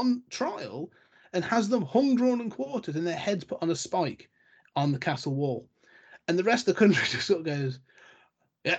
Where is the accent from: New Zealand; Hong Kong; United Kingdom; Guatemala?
United Kingdom; England; we as the English